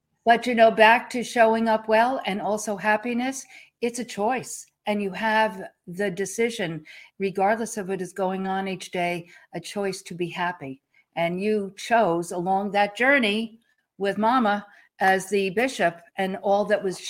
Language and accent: English; Long Island, New York, United States; moved away as an adult; also born or lived in Arlington, Virginia; now in Texas, United States; I grew up on Long Island and right outside of New York City.